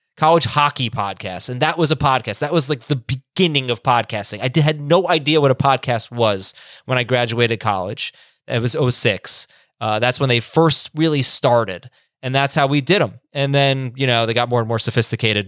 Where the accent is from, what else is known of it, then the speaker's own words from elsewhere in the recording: South Florida, United States; also born or lived in New York; I grew up in South Florida